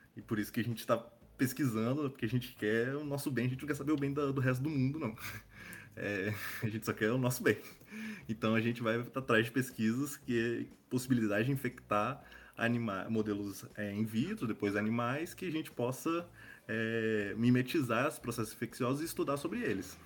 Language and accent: Portuguese; Espírito Santo, Brazil; eu sou do Espírito Santo